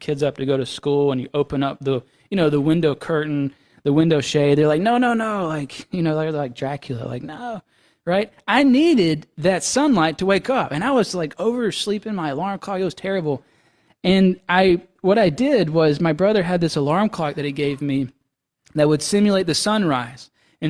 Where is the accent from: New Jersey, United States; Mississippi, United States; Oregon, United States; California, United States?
Mississippi, United States; You know, it's a whole, you know, I'm from Mississippi, so it's a whole continent away.